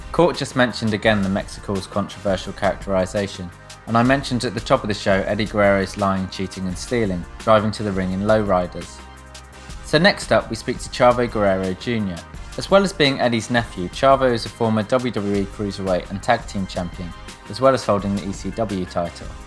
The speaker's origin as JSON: {"language": "English", "country": "United Kingdom", "said": "And as a British fan, we would right. look at that and go, oh well, that's right."}